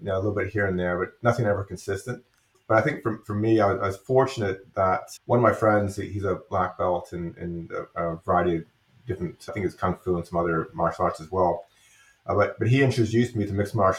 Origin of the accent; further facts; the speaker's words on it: England, United Kingdom; moved away; I grew up in England.